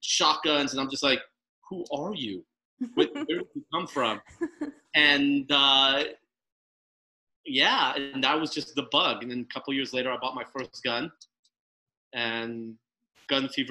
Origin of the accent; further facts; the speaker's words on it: Los Angeles, California, United States; now in Texas, United States; I grew up in Los Angeles, born and bred Los Angelino, Valley boy